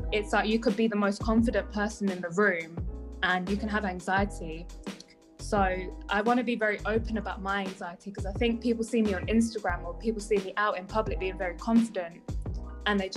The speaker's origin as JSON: {"language": "English", "region": "South East England", "country": "United Kingdom", "said": "I'm 22 years old, and as mentioned before, I am a PT from Kent."}